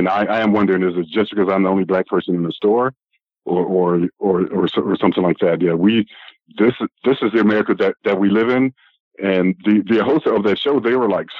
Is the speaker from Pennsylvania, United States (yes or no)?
yes; Philadelphia, Pennsylvania, United States; being a black person growing up in Philadelphia